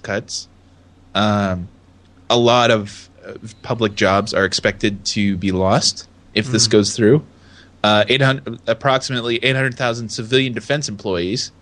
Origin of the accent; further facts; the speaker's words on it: United States; I'm an American